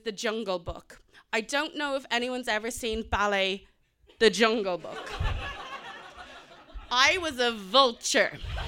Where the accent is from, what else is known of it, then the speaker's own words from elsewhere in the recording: South Africa; also born or lived in Indonesia / Kenya; born in Indonesia, lived in Kenya and in South Africa. And our parents are white, we're not. And we grew up in South Africa after apartheid.